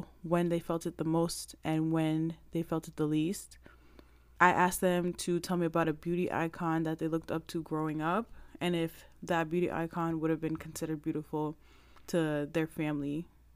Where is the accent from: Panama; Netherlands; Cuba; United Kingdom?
Panama; I'm Black. I'm Panamanian. I was born in Panama.